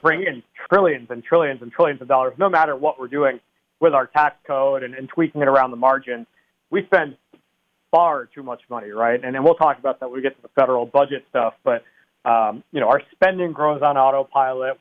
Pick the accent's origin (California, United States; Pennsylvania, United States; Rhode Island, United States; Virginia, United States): Rhode Island, United States; East Greenwich; my hometown of East Greenwich